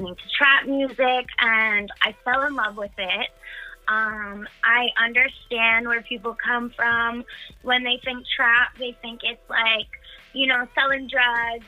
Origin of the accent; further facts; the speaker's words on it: Kings Park, New York, United States; So I'm from Long Island, New York. I live in a town called Kings Park.